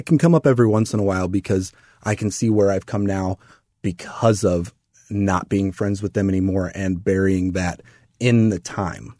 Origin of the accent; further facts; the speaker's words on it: O'Fallon, Missouri, United States; I grew up in Missouri. Mm-hmm. Little town of Fallon